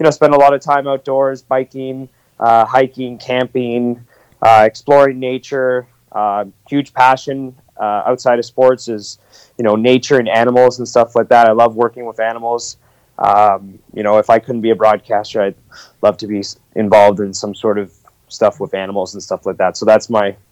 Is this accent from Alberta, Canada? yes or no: no; Ottawa, Ontario, Canada; moved away as an adult; now in Regina, Canada; I grew up in Ottawa, Ontario